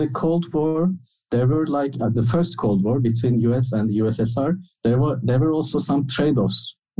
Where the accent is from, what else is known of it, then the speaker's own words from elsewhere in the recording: Istanbul, Turkey; I am from Istanbul.